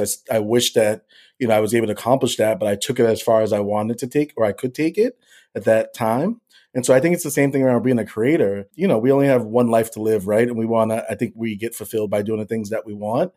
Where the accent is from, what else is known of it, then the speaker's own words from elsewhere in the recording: Boston, Massachusetts, United States; I'm born and raised in Boston, Massachusetts